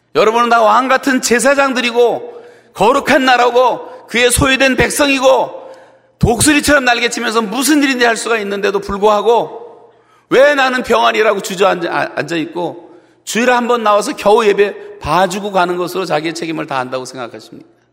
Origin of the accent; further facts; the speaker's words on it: South Korea; 같은 한국 사람으로서